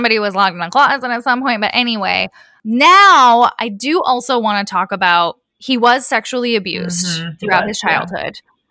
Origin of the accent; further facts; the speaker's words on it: Midwest, United States; I am from the Midwest